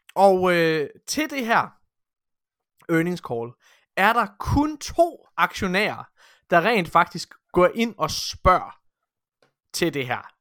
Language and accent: Danish; Denmark